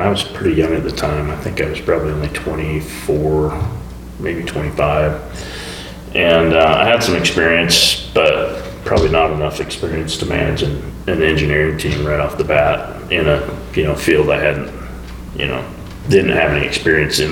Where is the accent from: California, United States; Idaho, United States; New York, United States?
Idaho, United States; Boise; I was born in Boise, went up to University of Idaho for college, came back, went to work for an engineering firm in Boise